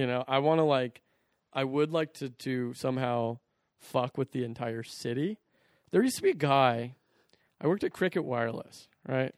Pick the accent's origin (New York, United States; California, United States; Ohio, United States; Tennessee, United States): California, United States; Orangevale; I grew up in Orangeville